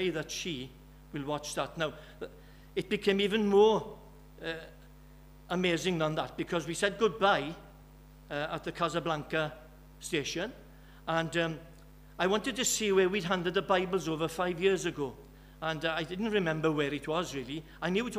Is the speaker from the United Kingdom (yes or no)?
yes; Birmingham, West Midlands, United Kingdom; now in Wales, United Kingdom; I'm from Birmingham.